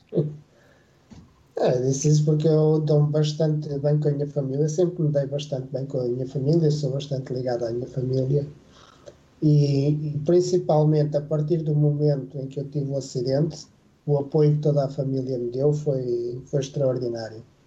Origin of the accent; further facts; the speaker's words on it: Lisbon, Portugal; also born or lived in Vila Real; eu nasci, nasci em Vila Real, mas, mas vivo em Lisboa desde os três anos